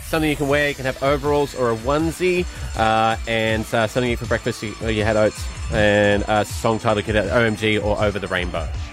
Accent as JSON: {"language": "English", "region": "Scotland", "country": "United Kingdom", "moved": "yes", "lives_now": "Australia", "said": "my home country, uh, Scotland"}